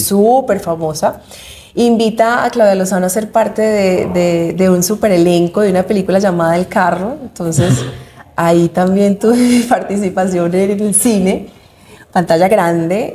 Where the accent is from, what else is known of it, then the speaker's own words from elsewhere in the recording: Medellín, Antioquia, Colombia; Yo soy paisa de Medellín